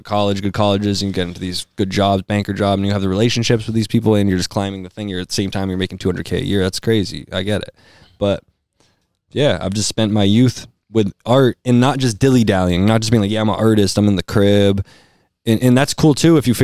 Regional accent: Amherst, Massachusetts, United States; also born or lived in Cambridge, Massachusetts / Arlington, Massachusetts / Needham, Massachusetts; I grew up in Boston, like, not Boston, I always say that, you know, like a regular Mass hole, but I grew up in like Cambridge and Arlington and Needham, but went to Cambridge Friends School growing up when I was a little kid and moved out to Amherst

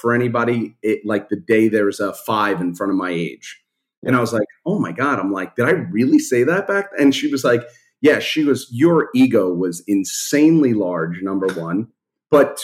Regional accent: New York City, New York, United States; I grew up in Brooklyn, in Canarsie, and then Marine Park

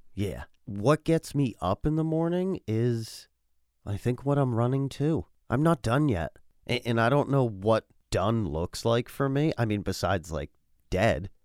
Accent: United States; living in this country and being an American

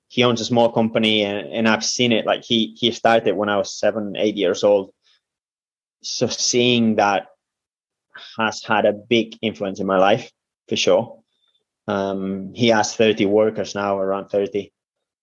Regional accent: Spain; moved away; I come from Spain

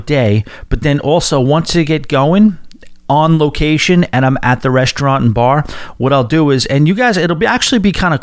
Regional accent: Long Island, New York, United States; moved away as an adult; headed to my hometown. I haven't had a Long Island address since the previous century.

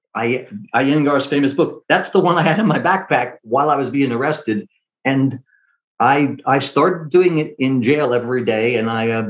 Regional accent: New York, United States; I'm a New Yorker

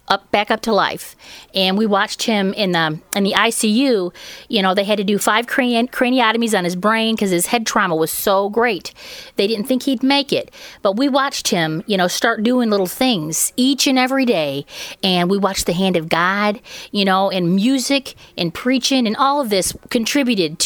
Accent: Michigan, United States; now in Andersonville, United States; Originally from Michigan, but right now we live in Andersonville, which is about 35 miles northeast of Knoxville

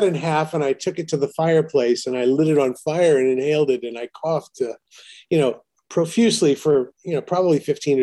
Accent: East Moline, Illinois, United States; moved away as an adult; also born or lived in London; now in Los Angeles, United States; I was from East Moline.

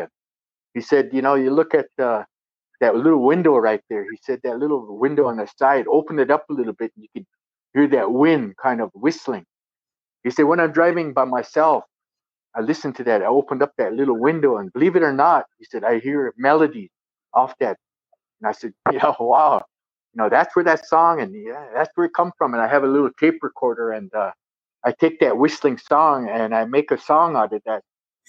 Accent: New Mexico, United States; born there; And then when I relocated, I was born here in New Mexico.

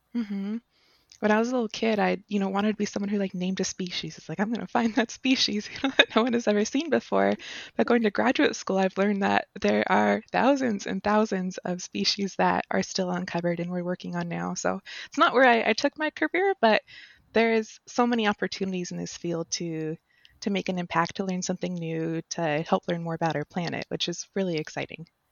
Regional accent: Las Vegas, Nevada, United States; I grew up in Las Vegas, Nevada, so the pure desert.

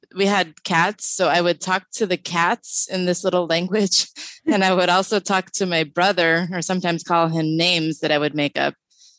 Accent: Los Angeles, California, United States; also born or lived in Hollywood, California / Van Nuys, California / Northridge, California; because I was born at Kaiser Sunset in Hollywood. But I grew up in the San Fernando Valley. Originally, my first 5 years, I lived in Van Nuys, and then we moved to Northridge.

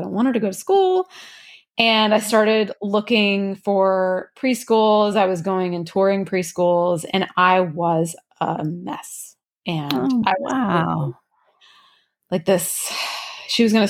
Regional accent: Louisiana, United States; moved away; I'm from Louisiana originally.

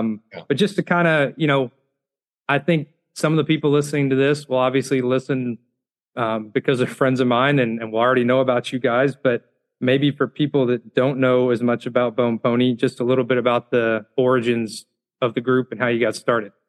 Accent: Bowling Green, Kentucky, United States; Growing up in Bowling Green, Kentucky, and then attending Western Kentucky University in the early 2000s

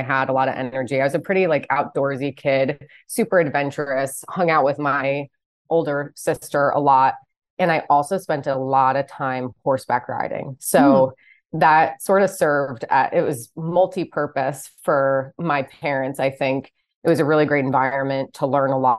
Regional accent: New Jersey, United States; moved away as an adult; I grew up about 50 minutes west of New York City in a suburb of New Jersey

